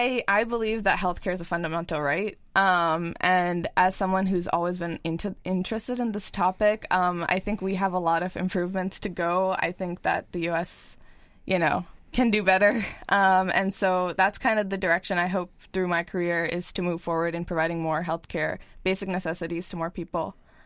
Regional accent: Lancaster, Pennsylvania, United States; I'm from Lancaster.

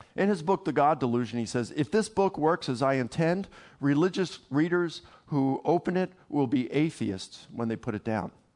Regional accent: Baltimore, Maryland, United States; I'm from Baltimore

